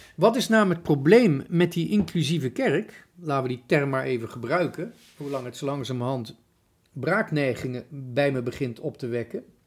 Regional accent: Netherlands; wij Nederlanders

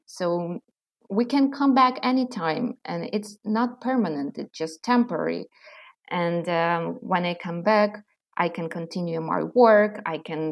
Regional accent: Ukraine; English is a second language; moved away as an adult; now in United States

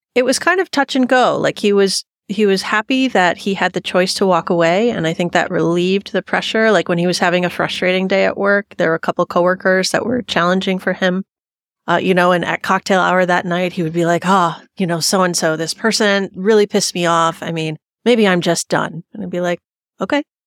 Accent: Michigan, United States; now in Longmont, United States; I'm from Michigan, but I live here in Longmont now

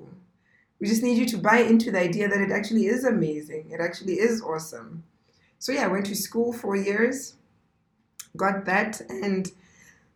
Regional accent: Maun, North-West District, Botswana; also born or lived in South Africa; I grew up in Maun. I'm a Maun baby.

